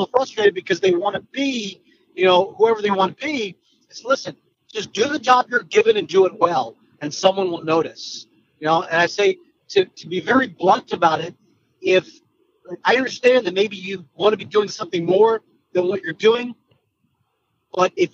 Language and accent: English; Pennsylvania, United States; I grew up in Pennsylvania, so I grew up watching the Phillies